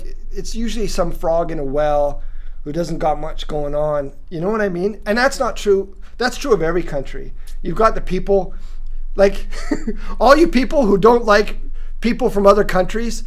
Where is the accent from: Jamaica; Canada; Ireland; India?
Canada; Lethbridge, Alberta; moved away as an adult; also born or lived in Edmonton, Alberta; now in Singapore; I grew up in Lethbridge, Alberta